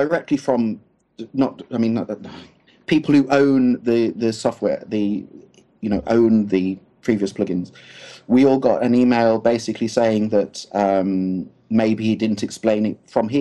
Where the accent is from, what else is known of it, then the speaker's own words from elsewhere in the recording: United Kingdom; we're British